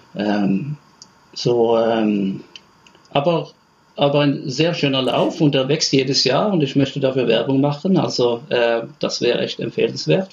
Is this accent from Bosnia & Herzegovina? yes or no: no; Stavanger, Rogaland, Norway; ich komme aus Stavanger